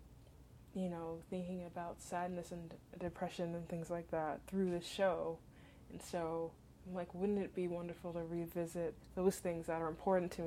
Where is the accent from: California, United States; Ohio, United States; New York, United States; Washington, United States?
California, United States; Southern; moved away as an adult; also born or lived in Western Massachusetts; home was in Southern California